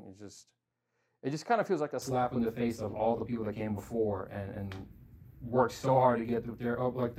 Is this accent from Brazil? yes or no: yes; Brazil; now in Corpus Christi, United States; I've been here longer than I was growing up in Brazil.